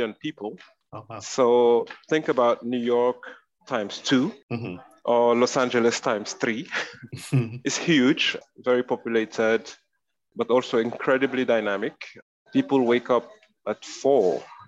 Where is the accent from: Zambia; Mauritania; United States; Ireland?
Mauritania; Nouakchott; also born or lived in France / United Kingdom; now in Nigeria; I was actually born in France. My mom is Nigerian. And my father is Mauritanian. But I never really lived in France because my parents left when I was 4 or 5 years old. And they moved to Mauritania. So I grew up in Mauritania.